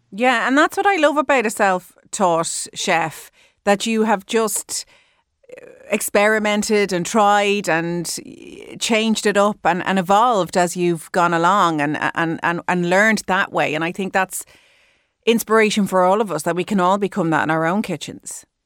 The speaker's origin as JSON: {"language": "English", "country": "Ireland", "said": "we're Irish"}